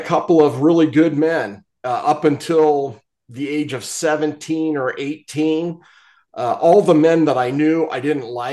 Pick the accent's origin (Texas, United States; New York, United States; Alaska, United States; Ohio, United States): Ohio, United States; Appalachia, Eastern; growing up in Appalachia